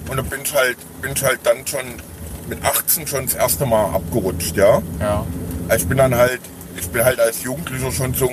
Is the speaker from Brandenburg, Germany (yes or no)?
no; Radeberg, Saxony, Germany; Ja, das, ich bin halt im Heim groß geworden.